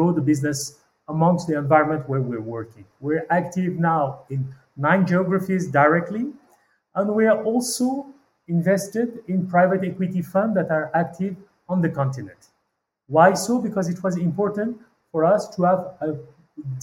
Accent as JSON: {"language": "English", "country": "Madagascar", "tie": "born or raised there", "also_born_or_lived": "Paris", "moved": "as an adult", "said": "Born in Madagascar 47 years ago"}